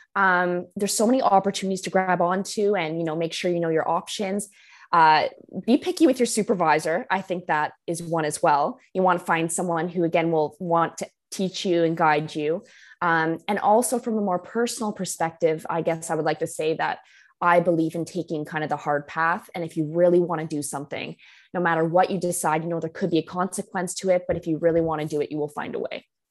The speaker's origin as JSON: {"language": "English", "country": "Canada", "moved": "as an adult", "lives_now": "London, United Kingdom", "said": "being Canadian"}